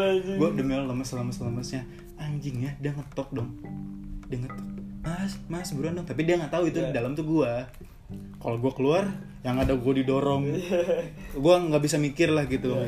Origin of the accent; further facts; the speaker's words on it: West Java, Indonesia; gue sebagai orang Sunda iya, asli ya